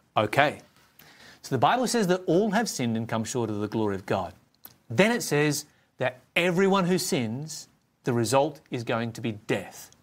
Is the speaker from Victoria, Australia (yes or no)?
no; Tasmania, Australia; my home state of Tasmania